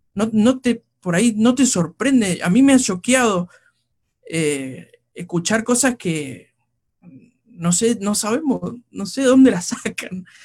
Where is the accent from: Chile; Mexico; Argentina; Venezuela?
Argentina; como decimos los argentinos